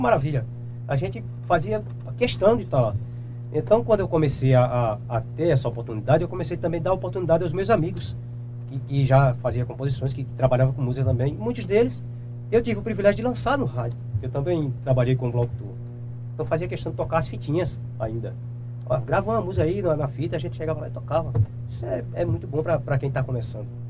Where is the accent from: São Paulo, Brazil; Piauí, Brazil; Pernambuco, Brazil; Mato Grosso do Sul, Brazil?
Pernambuco, Brazil; Ferreiros; eu sou natural da cidade de Ferreiros, é, é, sou do Engenho Bonfim, né? Que é município de Ferreiros.